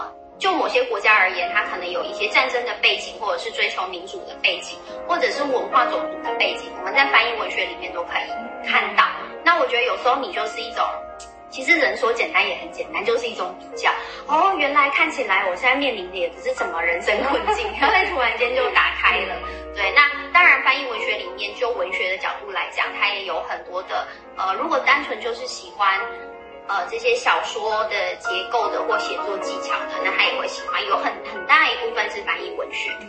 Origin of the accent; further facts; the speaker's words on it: Taiwan; 以我们台湾人来说，